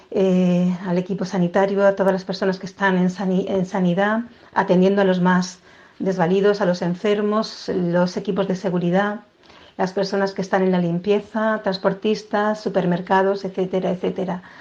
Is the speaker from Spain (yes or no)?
yes; Spain; no me sorprenden porque soy española y lo veo a diario.